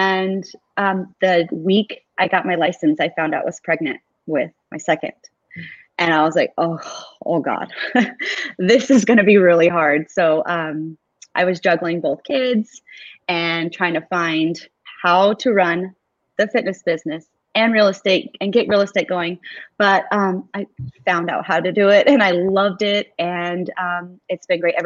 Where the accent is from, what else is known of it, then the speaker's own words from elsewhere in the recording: Gilbert, Arizona, United States; I was born and raised in Gilbert, Arizona. So been here all my life